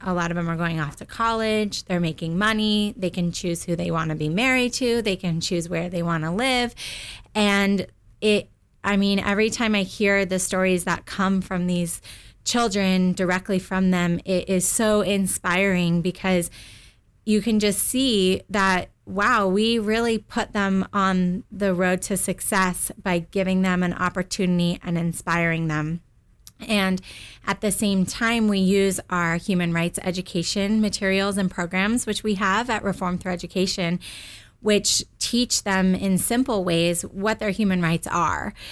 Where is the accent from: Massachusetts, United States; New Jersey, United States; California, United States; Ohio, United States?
California, United States; Southern; I grew up in Southern California